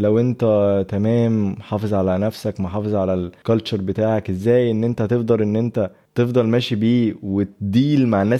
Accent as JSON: {"language": "Arabic", "country": "Egypt", "tie": "born there", "said": "انا بفتخر بيها ان انا مصري وان انا اتولدت في مصر ولسه بحافظ على اللغه بتاعتي سافرت هنا وهنا وهنا ولسه بتحافظ على المصري بتاعي"}